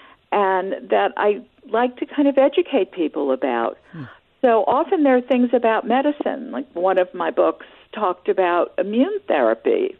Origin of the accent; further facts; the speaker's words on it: New York, United States; I grew up in New York in a one-bedroom apartment.